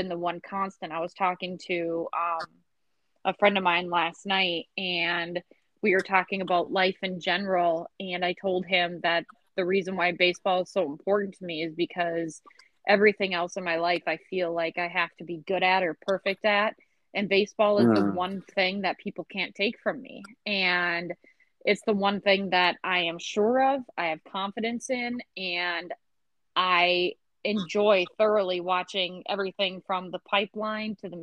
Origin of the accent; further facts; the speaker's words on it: St. Cloud, Minnesota, United States; I grew up in St. Cloud, Minnesota